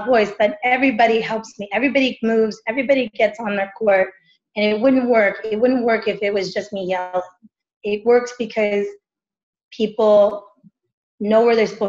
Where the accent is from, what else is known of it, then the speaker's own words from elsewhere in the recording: Texas, United States; now in West Hollywood, United States; I'm from Texas